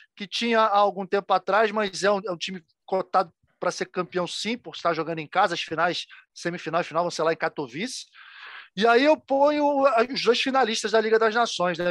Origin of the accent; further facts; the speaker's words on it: Brazil; porque a gente é brasileiro